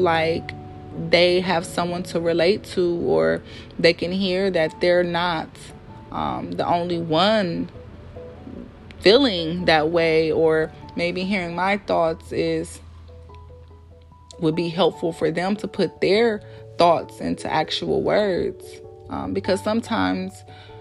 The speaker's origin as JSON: {"language": "English", "town": "Milwaukee", "region": "Wisconsin", "country": "United States", "tie": "born or raised there", "moved": "as an adult", "lives_now": "Philadelphia, United States", "said": "moving away from my hometown, which is Milwaukee"}